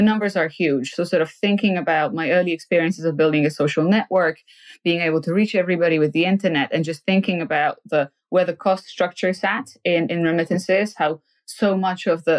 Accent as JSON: {"language": "English", "country": "Poland", "tie": "born or raised there", "moved": "yes", "lives_now": "United Kingdom", "said": "I come from Poland, a post-socialist country where, frankly, my parents didn't have an entrepreneurial bone in their body"}